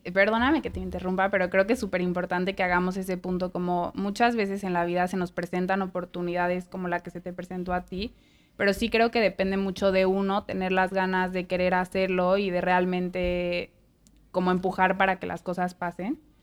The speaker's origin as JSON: {"language": "Spanish", "country": "Mexico", "moved": "yes", "lives_now": "United States", "said": "de México"}